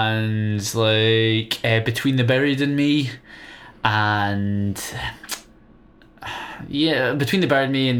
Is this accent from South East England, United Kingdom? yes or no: no; Glasgow, Scotland, United Kingdom; We're all from Glasgow and the surrounding areas.